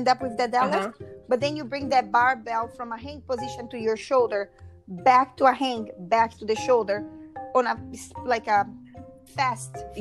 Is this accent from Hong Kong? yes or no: no; Brazil; English is a second language; moved away as an adult; also born or lived in Philadelphia, United States; now in United States; I'm from Brazil originally.